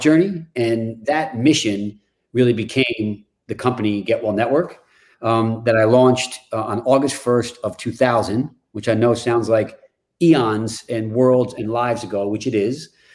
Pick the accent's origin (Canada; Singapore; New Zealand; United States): United States; New York; now in Chevy Chase, Maryland, United States; I grew up in New York